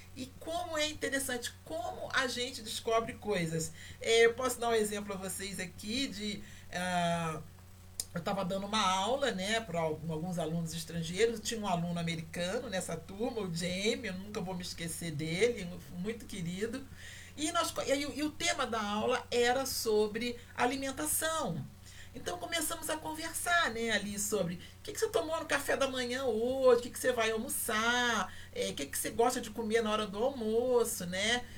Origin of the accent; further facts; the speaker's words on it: Rio de Janeiro, Brazil; eu nasci no Brasil, eu sou brasileira, eu sou carioca